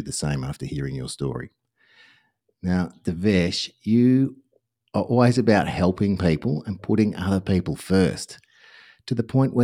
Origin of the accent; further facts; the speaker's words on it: Australia; us Aussies